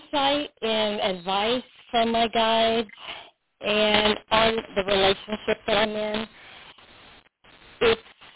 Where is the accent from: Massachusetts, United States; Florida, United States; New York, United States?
Florida, United States; South; I'm originally from South Florida